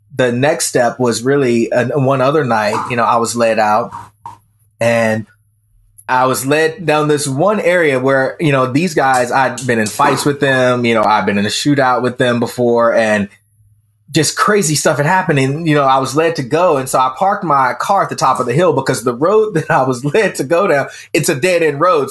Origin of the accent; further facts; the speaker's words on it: the Bible Belt, United States; even though I grew up in the Bible Belt, I was atheist